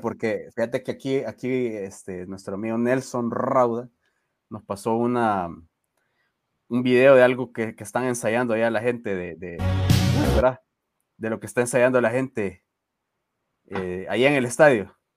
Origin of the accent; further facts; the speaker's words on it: El Salvador; nuestra idiosincrasia como salvadoreños